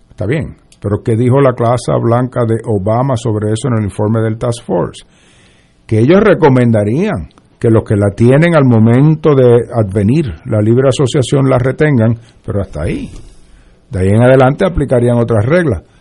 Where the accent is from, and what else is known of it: Puerto Rico